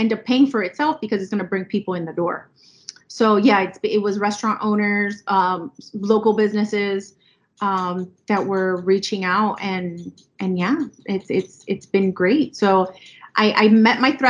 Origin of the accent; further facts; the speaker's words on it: Miami, Florida, United States; my mom is Colombian, my dad is Cuban, and I was born and raised here in Miami